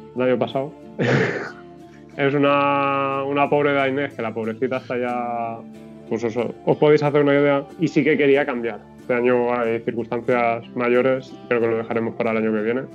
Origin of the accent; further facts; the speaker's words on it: Valencian Community, Spain; soy valenciano, pero mis padres son de La Mancha